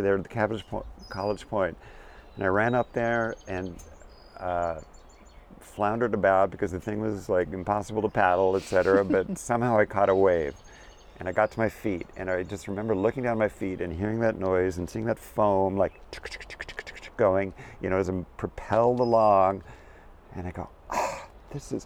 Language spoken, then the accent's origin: English; Santa Barbara, California, United States; now in East Coast, United States; I live in the East Coast now, which I just love. But I was raised in Santa Barbara, California